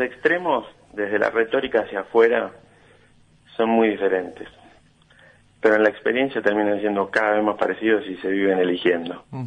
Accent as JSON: {"language": "Spanish", "country": "Argentina", "said": "como argentinos"}